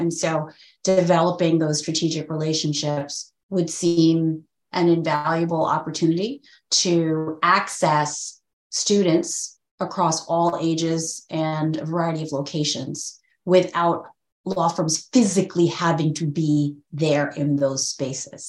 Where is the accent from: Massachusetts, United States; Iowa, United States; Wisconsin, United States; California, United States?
Massachusetts, United States; I'm actually grew up in Massachusetts